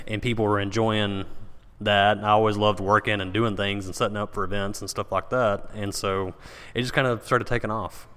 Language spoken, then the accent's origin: English; Paris, Texas, United States; I was born in Paris, Texas